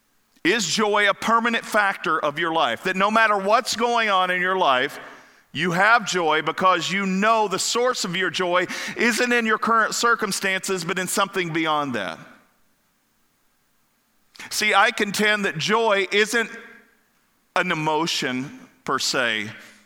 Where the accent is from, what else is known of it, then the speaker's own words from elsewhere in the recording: Kentucky, United States; also born or lived in Florida / Ohio; now in Pennsylvania, United States; growing up in Kentucky